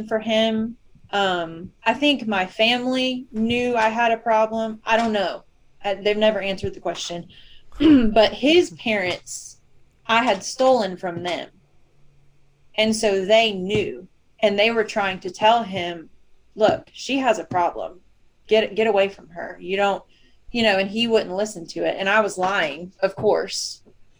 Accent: Northwest Georgia, United States; I grew up in Northwest Georgia

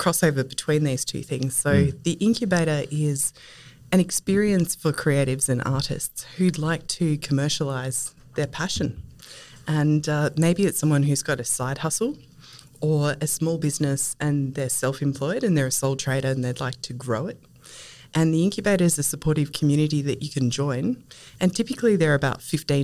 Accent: Castlemaine, Victoria, Australia; moved away as an adult; also born or lived in Melbourne; I'm a country girl and I grew up in Castlemaine

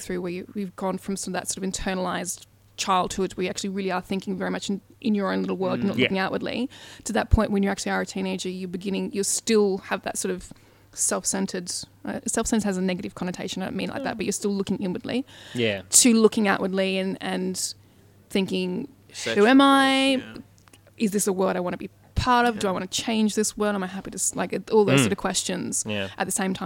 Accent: Australia; I'm Australian

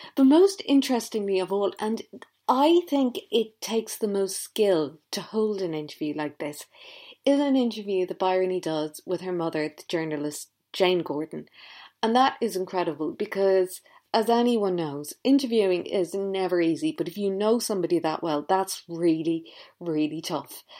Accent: Ireland; I grew up in Ireland

